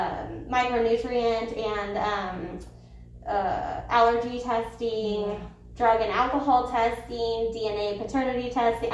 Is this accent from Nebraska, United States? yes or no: yes; Nebraska, United States; moved away as an adult; also born or lived in Lincoln, Nebraska; now in Wichita, United States; I was actually born and raised in Nebraska, so just north of here